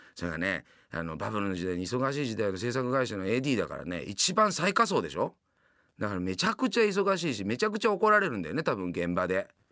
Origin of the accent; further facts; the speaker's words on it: Yamanashi, Japan; moved away as an adult; now in Tokyo, Japan; 山梨県の出身でございますね。